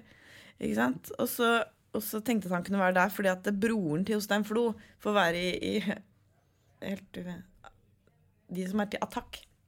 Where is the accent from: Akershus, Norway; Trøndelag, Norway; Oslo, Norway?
Oslo, Norway; jeg er fra Oslo